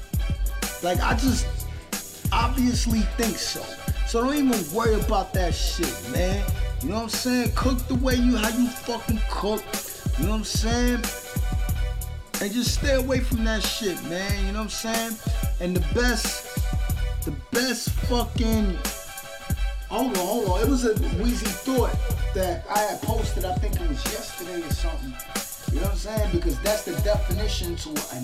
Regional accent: New York City, New York, United States; I'm from Brooklyn, New York

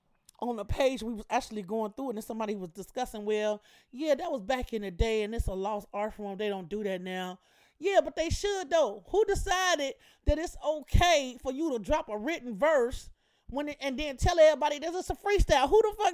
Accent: Chicago, Illinois, United States; I'm from Chicago

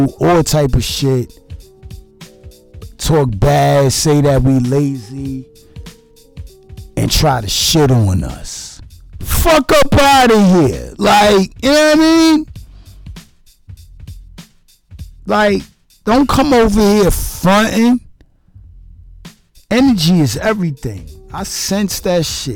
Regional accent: United States; I'm the American speaking to you

